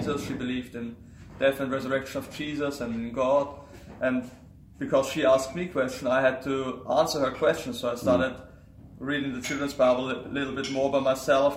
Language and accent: English; Vienna, Austria; I am from Austria. I'm nearby Vienna. That's my hometown.